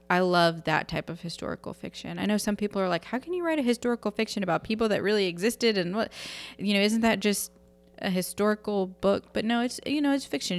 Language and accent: English; United States; I'm an American woman